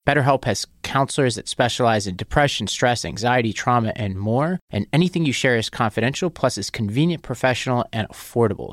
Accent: New York City, New York, United States; I'm from Staten Island

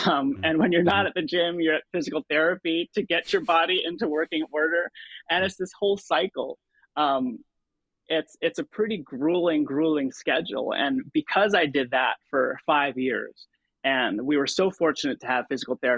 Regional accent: Philippines; now in United States; But then for me, growing up as a Filipino-American immigrant

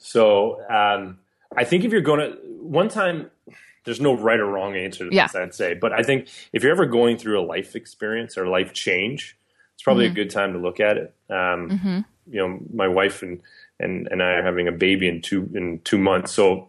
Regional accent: Canada; I think yes, it can be harder as a Canadian, as a Canadian business in a regulatory environment

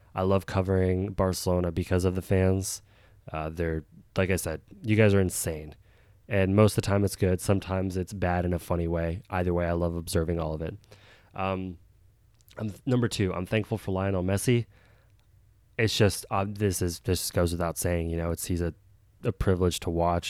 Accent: United States; as an American

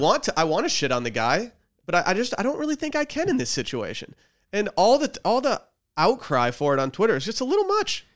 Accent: near Mackinac Island, Michigan, United States; moved away; Mackinac Island is forty minute drive from my hometown and a twenty-five minute ferry ride

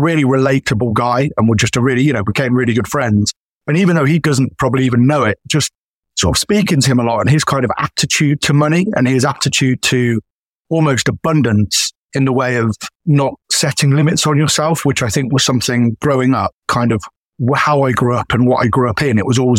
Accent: United Kingdom; And obviously being a Brit as well, he's from quite sort of humble beginnings.

